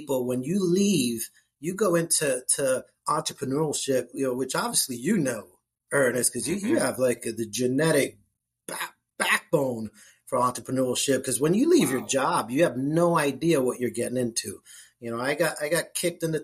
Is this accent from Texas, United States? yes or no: no; New Jersey, United States; moved away as an adult; now in Jacksonville, United States; I'm born and raised in Jersey. I live in Jacksonville, Florida now